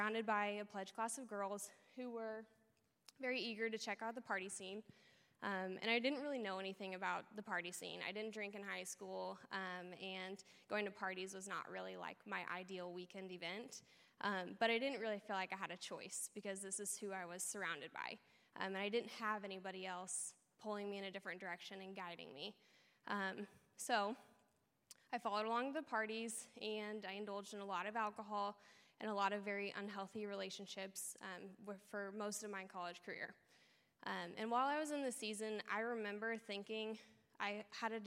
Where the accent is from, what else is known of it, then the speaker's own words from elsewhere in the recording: Olathe, Kansas, United States; also born or lived in Overland Park; I grew up in Olathe, going to church with my family pretty much every week for my whole life